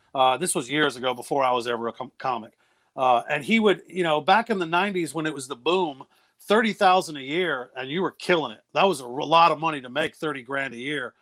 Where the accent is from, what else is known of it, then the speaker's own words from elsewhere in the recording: New Bern, North Carolina, United States; moved away as an adult; also born or lived in Los Angeles / Baltimore; I lived in New Bern for most of my life